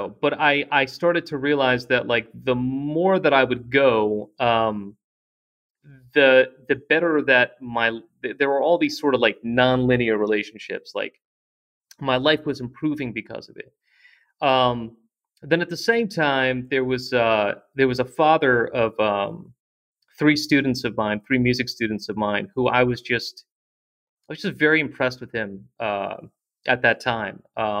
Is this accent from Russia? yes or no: yes; Russia; born there; moved away; I was born in Russia, and I came here with my mother